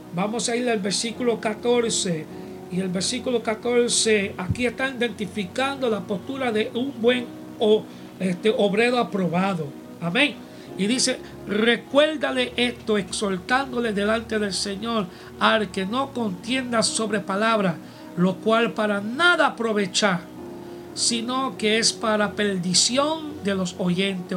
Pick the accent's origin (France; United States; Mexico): United States; este americano aquí